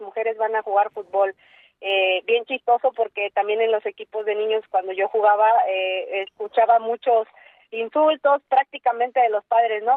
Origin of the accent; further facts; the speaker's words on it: Mexico; en mi país